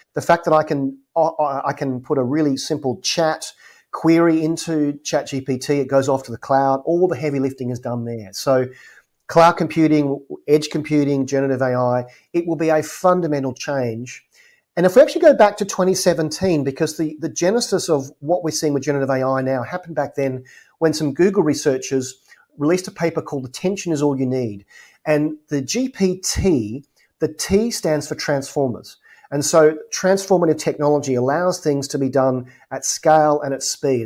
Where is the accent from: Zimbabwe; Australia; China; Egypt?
Australia; Adelaide, South Australia; moved away; my hometown of Adelaide, Australia